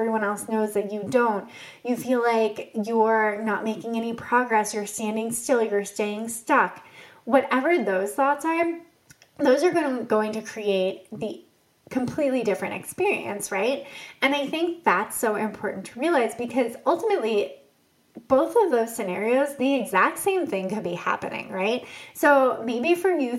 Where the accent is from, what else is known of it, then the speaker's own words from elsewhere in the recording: Boston, Massachusetts, United States; I grew up in the Boston area